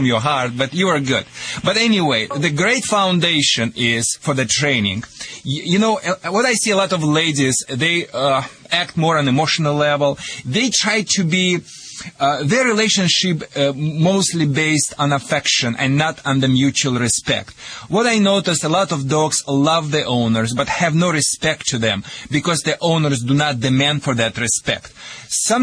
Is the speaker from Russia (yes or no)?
yes; Russia; moved away